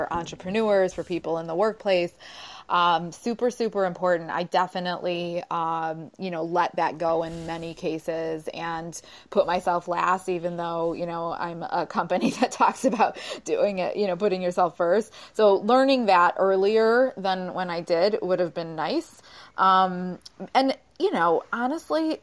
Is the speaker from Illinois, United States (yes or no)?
yes; Chicago, Illinois, United States; I'm from Chicago